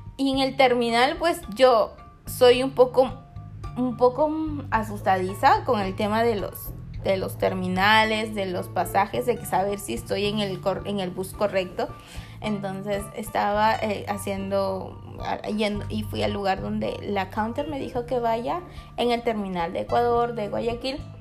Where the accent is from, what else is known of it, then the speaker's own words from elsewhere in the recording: Peru; Yo soy peruana